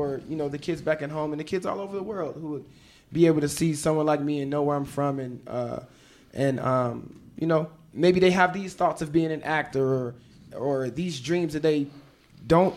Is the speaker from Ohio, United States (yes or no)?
no; Memphis, Tennessee, United States; also born or lived in Chicago; I was born in Chicago, but I was raised in Memphis. I was raised there since I was 8 years old.